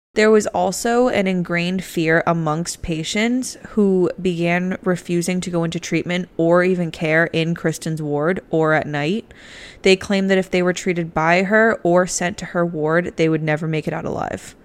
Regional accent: Massachusetts, United States; moved away; my home state of Massachusetts.

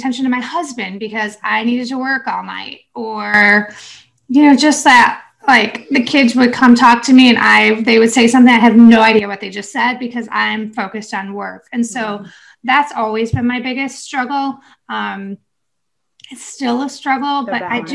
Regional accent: New York, United States; now in North Carolina, United States; I'm from New York, so I'm used to all the snow

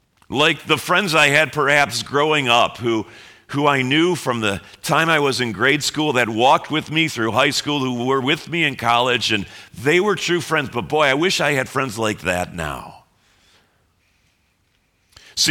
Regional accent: Chicago, Illinois, United States; And we all find out we're all from Chicago.

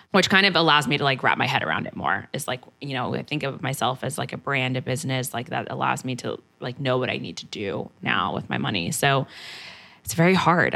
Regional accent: San Antonio, Texas, United States; also born or lived in San Diego, California; now in New York, United States; I'm from Texas

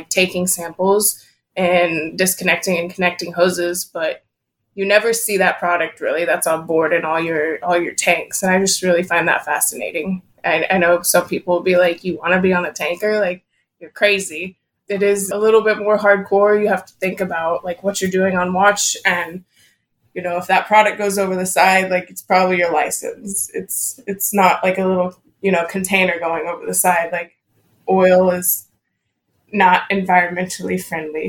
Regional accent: Houston, Texas, United States; growing up in Houston, it's such a huge metropolis of a city

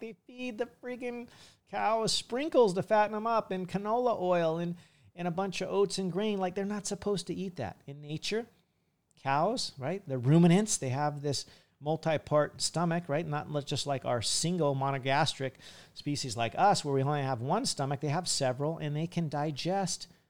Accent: California, United States; now in Hawaii, United States; in California, as a kid, I used to go to some of the Asian markets

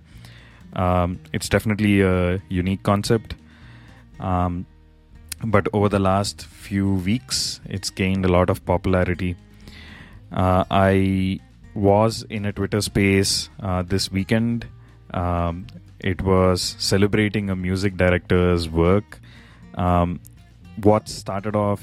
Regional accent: India; now in United States; my home country, India

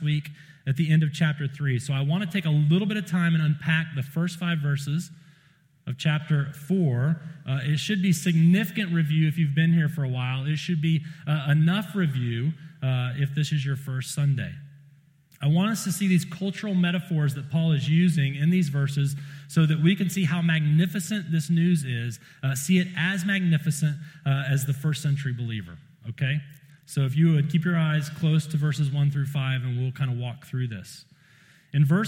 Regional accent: South Carolina, United States; I'm from South Carolina

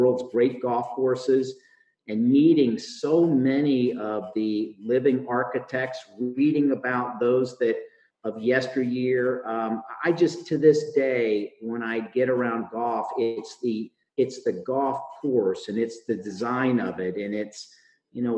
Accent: Chambersburg, Pennsylvania, United States; I grew up in Pennsylvania, in Chambersburg, Pennsylvania, to be specific

